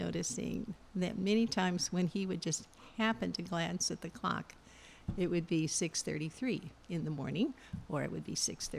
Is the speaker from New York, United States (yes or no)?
no; Missouri, United States; moved away; I'm from Missouri.